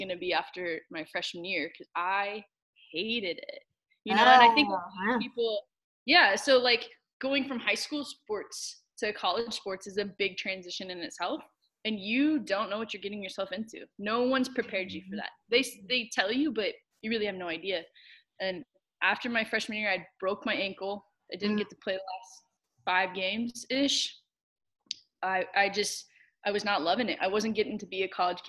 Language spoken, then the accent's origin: English; Olathe, Kansas, United States; I grew up in Kansas City, Kansas, Olathe, Kansas, to be specific